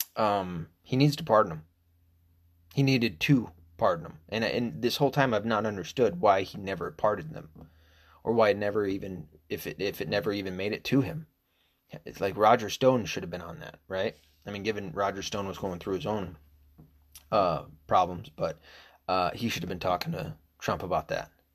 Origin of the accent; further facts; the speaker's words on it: United States; I'm American